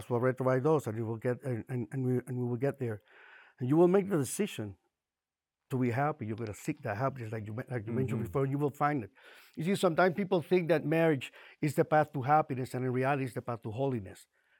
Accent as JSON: {"language": "English", "country": "Puerto Rico", "moved": "as an adult", "lives_now": "Miami, United States", "said": "we moved from Puerto Rico to Miami to run a family business. Left behind friends, family, and I started feeling very alone."}